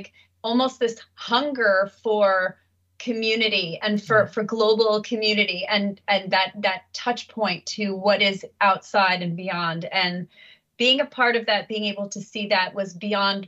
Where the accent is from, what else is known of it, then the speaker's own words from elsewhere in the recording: United States; to be from the U.S.